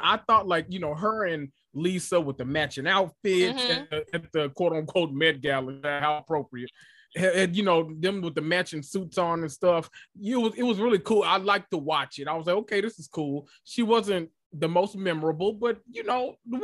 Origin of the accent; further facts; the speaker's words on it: the South, United States; I'm from the South